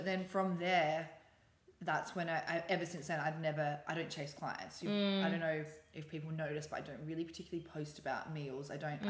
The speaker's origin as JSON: {"language": "English", "town": "Newcastle", "region": "New South Wales", "country": "Australia", "also_born_or_lived": "London", "moved": "as an adult", "lives_now": "Sydney, Australia", "said": "No, I'm from Newcastle."}